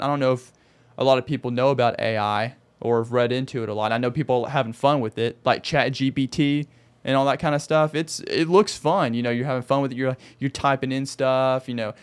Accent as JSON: {"language": "English", "region": "Arkansas", "country": "United States", "moved": "as an adult", "lives_now": "Phoenix, United States", "said": "I'm from Arkansas"}